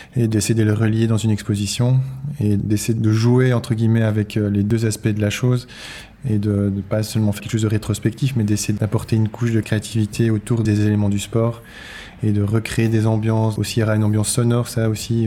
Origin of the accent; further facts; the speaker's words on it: Brussels, Brussels-Capital Region, Belgium; je viens de Bruxelles